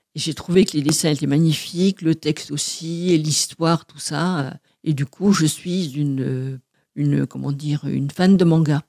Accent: Martinique; now in Paris, France; je suis née en Martinique et je revendique bien mes racines, même si je n'y vais pas très souvent.

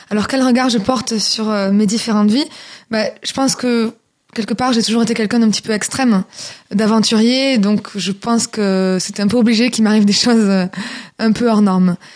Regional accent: France; j'ai commencé à avoir des opportunités en tant que française qui parle chinois et qui chante chinois.

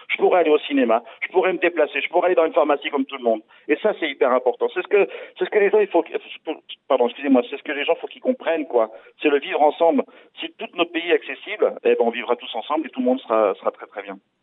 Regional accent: France; chez nous en France

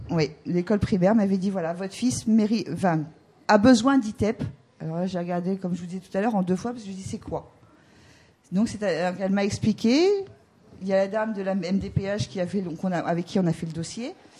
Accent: Normandy, France; moved away as an adult; now in Brittany, France; on n'était pas de Bretagne, on est de Normandie.

